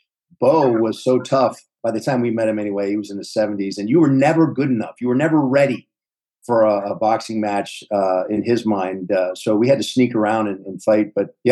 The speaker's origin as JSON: {"language": "English", "region": "the South", "country": "United States", "tie": "born or raised there", "said": "I grew up in the South"}